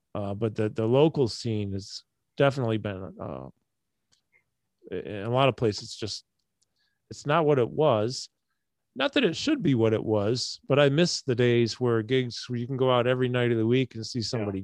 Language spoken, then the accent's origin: English; Syracuse, New York, United States; also born or lived in Chicago; I grew up in Syracuse.